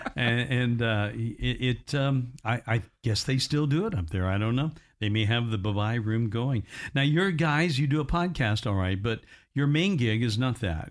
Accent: Indiana, United States; moved away; my hometown up in Indiana

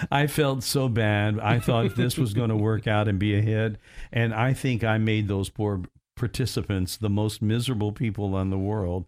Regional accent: Evansville, Indiana, United States; when I grew up in Evansville

